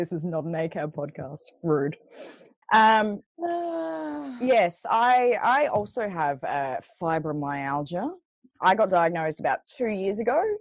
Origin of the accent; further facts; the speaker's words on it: Australia; also born or lived in Sydney; We are Australian